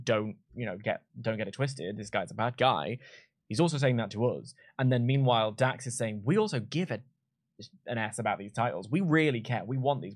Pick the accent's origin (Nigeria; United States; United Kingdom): United Kingdom; London; I'm from London. There's seven million of us here.